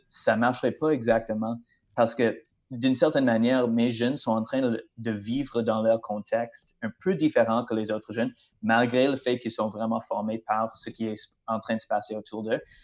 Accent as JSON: {"language": "French", "region": "British Columbia", "country": "Canada", "moved": "as an adult", "lives_now": "Plessisville, Canada", "said": "comme mon accent euh, démontre clairement, je ne viens pas du Québec. Alors, oui, c'est vrai, je viens de la Colombie-Britannique"}